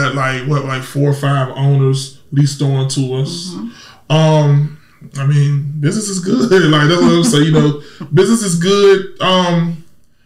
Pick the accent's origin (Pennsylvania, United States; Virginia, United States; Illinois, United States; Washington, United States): Virginia, United States; Norfolk; accent: little country twang; I'm from Norfolk, and here we don't say Norfolk with an O, we put an A on it.